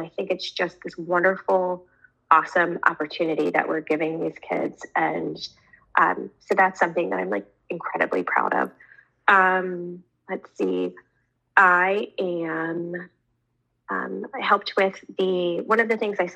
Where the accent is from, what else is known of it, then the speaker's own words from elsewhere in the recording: Indian River, Delaware, United States; I'm an Indian River girl married to a Central boy